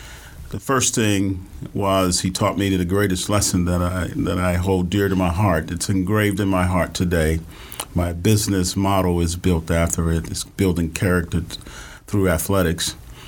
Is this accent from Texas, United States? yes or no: yes; Houston, Texas, United States; We grew up in Third Ward.